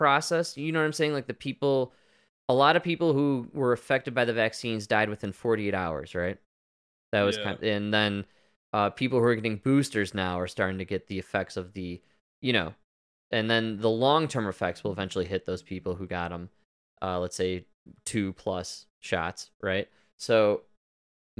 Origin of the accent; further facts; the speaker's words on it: Chicago, Illinois, United States; moved away; I'm from Chicago. I grew up with ComEd